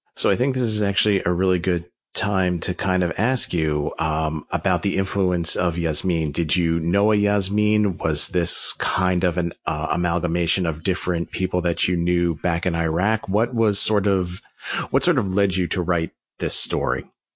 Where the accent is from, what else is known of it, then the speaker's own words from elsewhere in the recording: United States; as an American